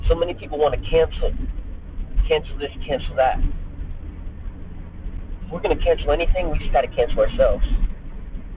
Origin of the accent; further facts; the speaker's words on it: United States; I'm an American myself